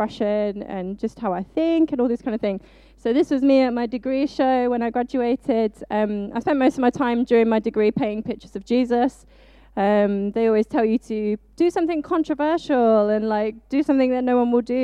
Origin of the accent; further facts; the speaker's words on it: Birmingham, West Midlands, United Kingdom; moved away as an adult; now in Loughborough, United Kingdom; You might not tell from my accent, but sometimes it does come out. I am actually from the beautiful city that is Birmingham